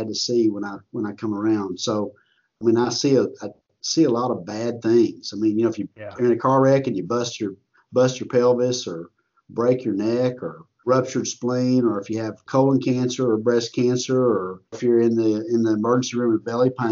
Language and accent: English; Texas, United States; I'm from Texas.